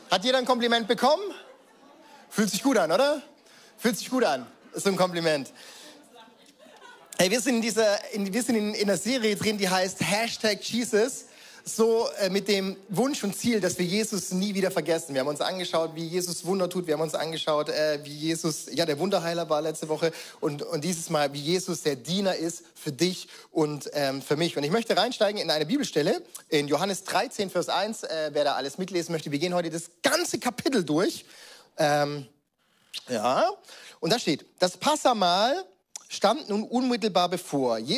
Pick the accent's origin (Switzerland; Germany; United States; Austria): Germany; Baden-Württemberg; ich weiß, ich bin als Schwabe groß geworden, da gab es halt Filterkaffee.